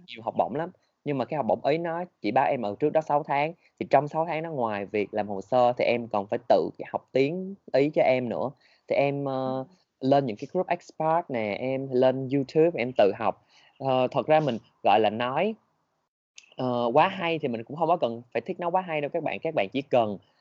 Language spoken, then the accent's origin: Vietnamese; Vietnam; mình là người Việt Nam